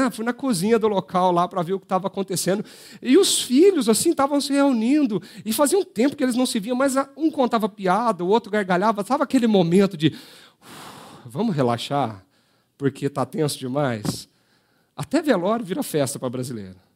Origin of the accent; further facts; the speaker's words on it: Brazil; Nós somos brasileiros, vem cá. Nós gostamos desse negócio de ficar na beira da churrasqueira e, de repente, ali conversar e fazer uma grande festa. Tudo vira festa para o brasileiro.